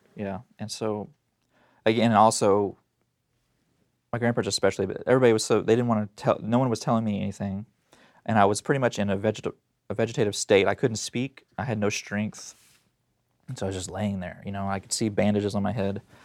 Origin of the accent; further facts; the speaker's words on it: Tulsa, Oklahoma, United States; I was born in Tulsa, Oklahoma, and so that's where all this happened. I was born, um, in nineteen eighty, and kinda grew up